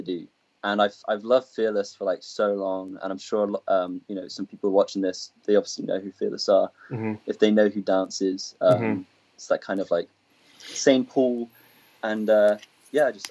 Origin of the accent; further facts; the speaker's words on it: England, United Kingdom; moved away as an adult; now in Los Angeles, United States; I'm not from London. So I'm used to kind of being brought up in this like small community where people like know each other